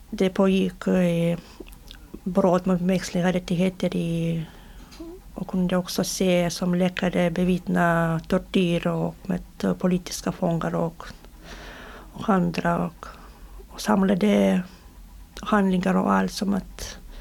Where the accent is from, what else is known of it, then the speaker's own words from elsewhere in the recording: Belarus; Swedish is a second language; now in Sweden; få tillbaka våra pass som beslagtogs innan vi, innan vi flydde från Belarus